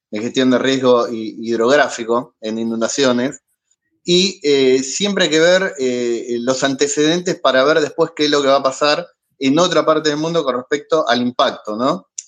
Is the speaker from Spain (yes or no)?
no; Argentina; ¿se nota que soy argentino?